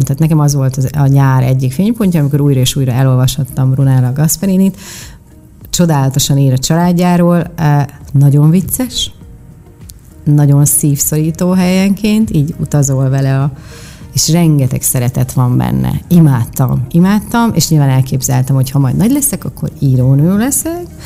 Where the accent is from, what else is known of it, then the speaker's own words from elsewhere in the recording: Miskolc, Borsod-Abaúj-Zemplén, Hungary; moved away as an adult; also born or lived in Budapest; én egy Diósgyőri panelben nőttem fel, én egy panel proli vagyok